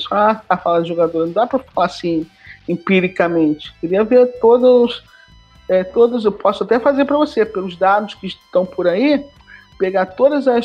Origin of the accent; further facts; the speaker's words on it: Rio de Janeiro, Brazil; eu sou do Rio de Janeiro. Aí você pensa, tá, e cadê a história do Rio?